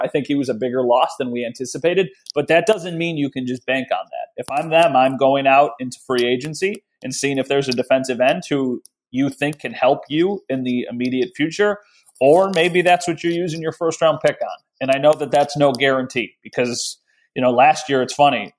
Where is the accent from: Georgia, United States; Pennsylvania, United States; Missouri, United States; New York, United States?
New York, United States; Western; I grew up in Western New York